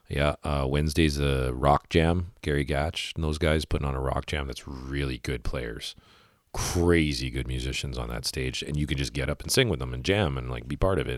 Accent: Winnipeg, Manitoba, Canada; I'm from Winnipeg

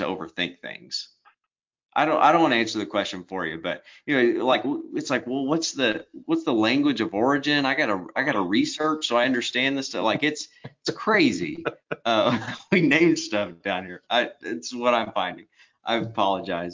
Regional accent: Arkansas, United States; I'm just from Arkansas

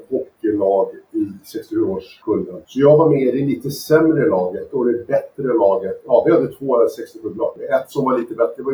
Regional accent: Södertälje, Stockholm County, Sweden; moved away as an adult; also born or lived in Los Angeles, United States / France; född och uppvuxen i Södertälje och när jag föddes så bodde vi lite mer centralt i stan. Men eh, eh, jag är född och uppvuxen och gått i skola i Ronna

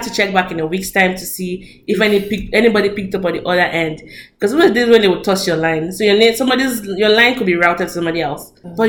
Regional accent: Nigeria; now in United States

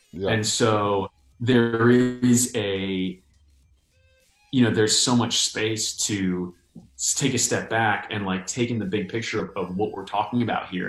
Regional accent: New York, United States; moved away; I hadn't been back to New York. I'm from New York

